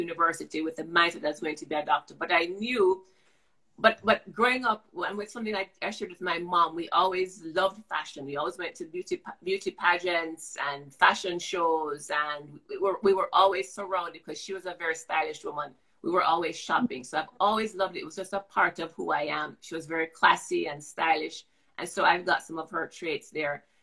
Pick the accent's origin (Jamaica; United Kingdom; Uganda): Jamaica; Growing up as a child, I grew up in Jamaica